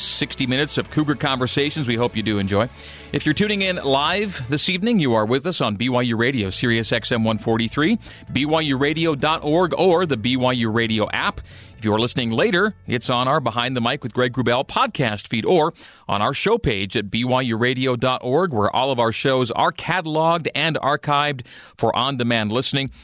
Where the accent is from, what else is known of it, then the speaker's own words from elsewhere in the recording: Canada; now in Utah, United States; a born and raised native Canadian